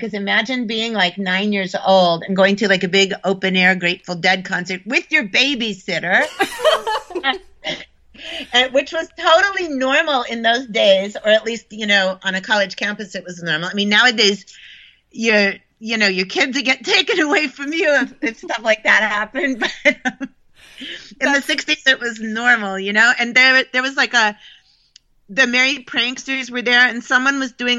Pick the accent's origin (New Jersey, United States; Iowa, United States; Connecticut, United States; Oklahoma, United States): Connecticut, United States; also born or lived in upstate New York; I when I was really small, I lived in upstate New York on a farm. And then by the time I was nine, I was living in Connecticut, and my mom was teaching at Wesleyan University.